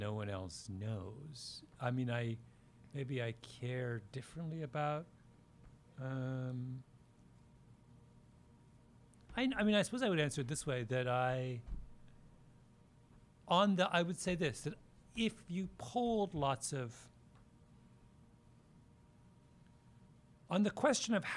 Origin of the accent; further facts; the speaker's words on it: outside Toronto, Ontario, Canada; now in New York, United States; I grew up outside Toronto.